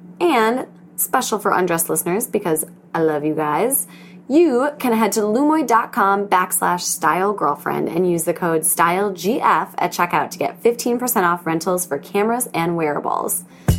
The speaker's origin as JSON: {"language": "English", "region": "Wisconsin", "country": "United States", "lives_now": "New York City, United States", "said": "I thought everyone either knows I'm from Wisconsin or thinks I still live there and not in New York City."}